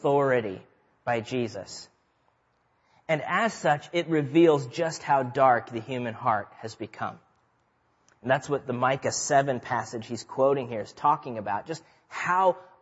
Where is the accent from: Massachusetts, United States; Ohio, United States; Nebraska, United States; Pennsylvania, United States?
Nebraska, United States; I grew up in Nebraska.